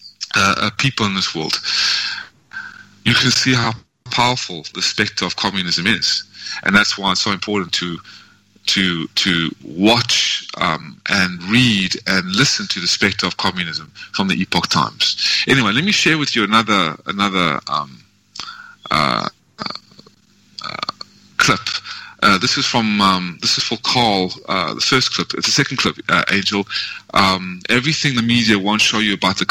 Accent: South Africa; now in United States; I always will have that birth of South Africa

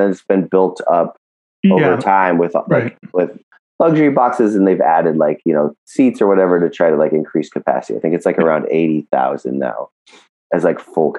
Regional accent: Pittsburgh, Pennsylvania, United States; moved away; I'm from Pittsburgh

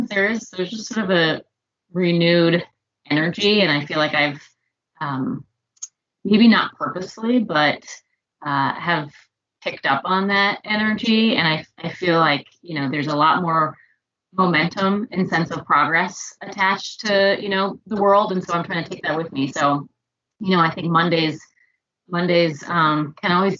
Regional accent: suburb outside of Indianapolis, United States; I grew up in the Midwest. I grew up in a little suburb outside of Indianapolis.

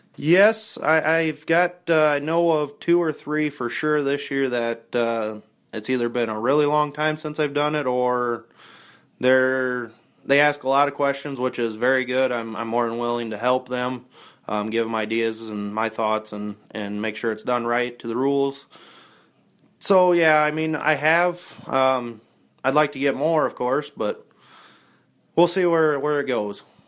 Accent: Hampton, Iowa, United States; we're from Hampton

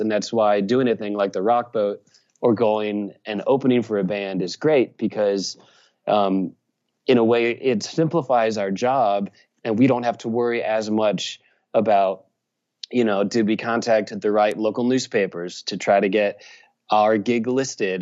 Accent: Richmond, Virginia, United States; now in Nashville, United States; I grew up in Virginia and perhaps I have an accent

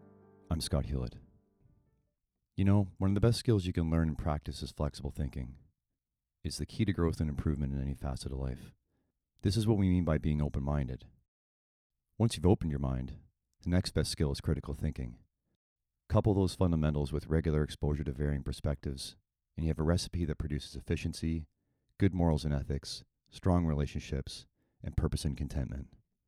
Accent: Orangeville, Ontario, Canada; I grew up in Orangeville. So, my hometown's close to where you're at now.

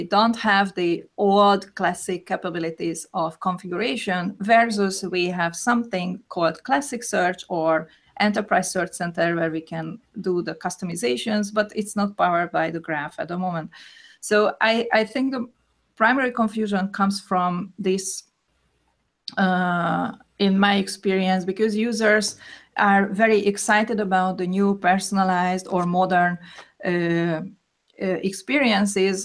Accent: Hungary; I am from Hungary, and I am a search consultant

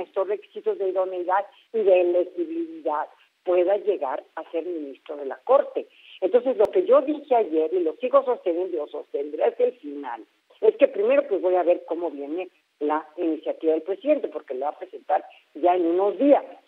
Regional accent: Mexico

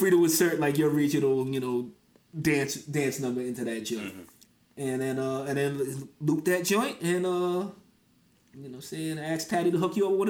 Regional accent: New Jersey, United States; I am from up top. You know what I'm saying? I'm from Jersey.

